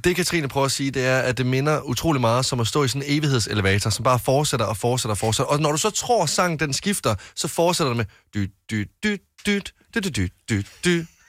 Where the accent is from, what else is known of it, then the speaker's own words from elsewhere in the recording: West Jutland, Denmark; moved away; en kro, vi har hjemme i Vestjylland